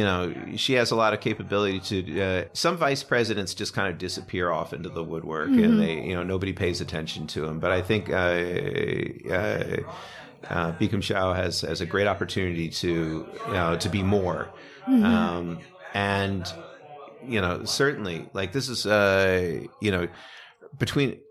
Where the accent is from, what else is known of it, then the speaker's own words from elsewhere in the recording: United States; I'm not saying that as an American